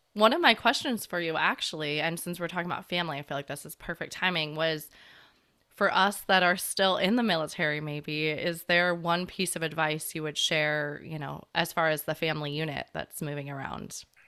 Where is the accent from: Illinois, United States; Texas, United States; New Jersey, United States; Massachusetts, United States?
Illinois, United States; Chicago; moved away as an adult; I grew up in Chicago